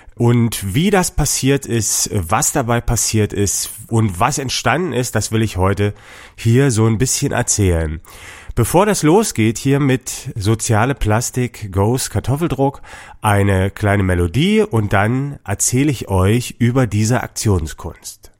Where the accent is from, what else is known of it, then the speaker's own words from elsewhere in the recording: Dresden, Saxony, Germany; ich komme aus Dresden